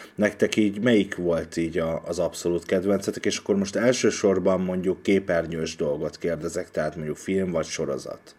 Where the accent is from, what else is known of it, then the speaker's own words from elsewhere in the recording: Hungary; also born or lived in Budapest; magyarként ez az ország az enyém is